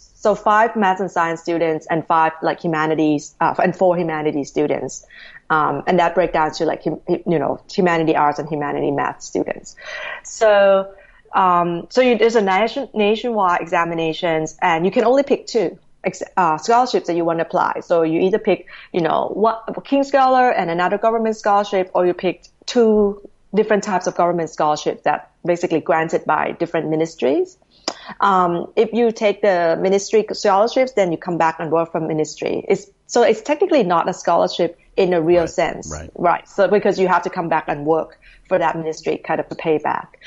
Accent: Thailand; moved away as an adult; I'm originally from Thailand, you know, born and bred there. Um, right. Grew up pretty much in Thailand all the way to high school, actually.

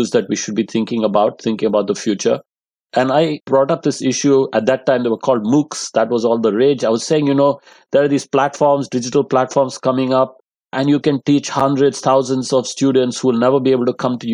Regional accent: India; moved away as an adult; also born or lived in Delhi, India / Los Angeles, United States / Netherlands / London, United Kingdom; now in Cambridge, United Kingdom; I grew up in India. I lived in many parts of the country.

